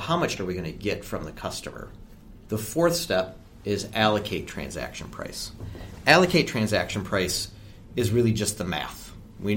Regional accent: Michigan, United States; I come from Michigan

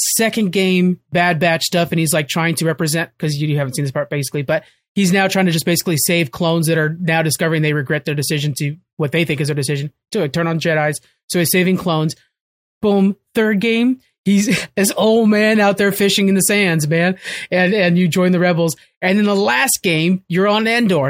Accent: United States; as an American

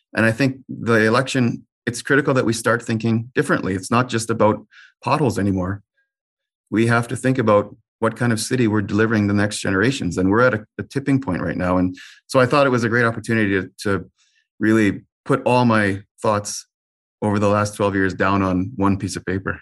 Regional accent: Winnipeg, Manitoba, Canada; also born or lived in Brandon, Manitoba; I was born in Brandon, but I'm, yeah, raised in Winnipeg, North Kildonan.

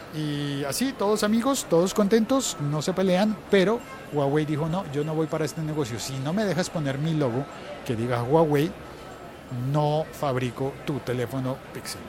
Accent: Colombia; así somos los colombianos

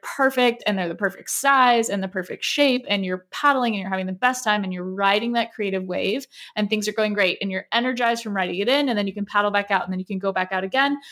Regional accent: Southern California, United States; growing up in Southern California

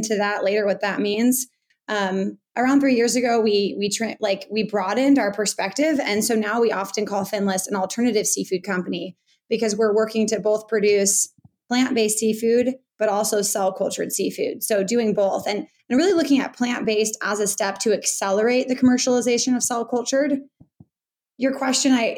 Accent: Bay Area, California, United States; I grew up in the Bay Area near the coast

